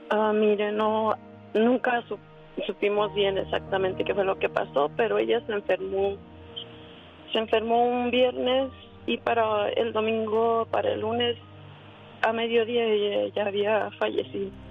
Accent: Guanajuato, Mexico; born or raised there

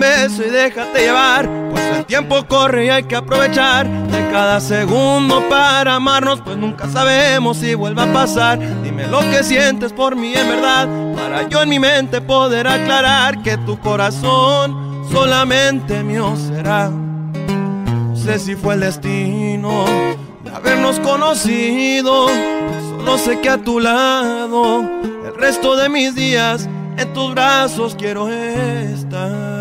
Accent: Phoenix, Arizona, United States; also born or lived in Tepatitlán, Jalisco, Mexico (ancestry); soy cantautor de Phoenix, Arizona, originario de sangre jalisciense de los alteños

